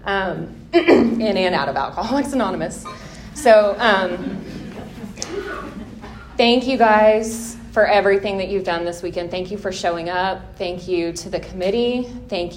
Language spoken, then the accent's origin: English; Tulsa, Oklahoma, United States; I'm from Tulsa. I had a pretty normal upbringing